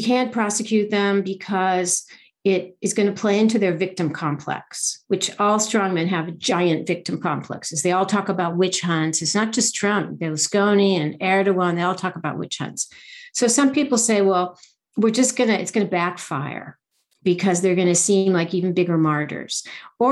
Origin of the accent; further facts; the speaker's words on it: United States; I'm an American, you know, first generation American